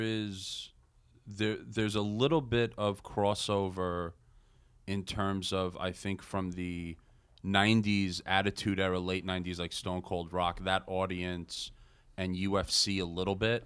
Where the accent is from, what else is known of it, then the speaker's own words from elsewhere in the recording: Long Island, New York, United States; growing up on Long Island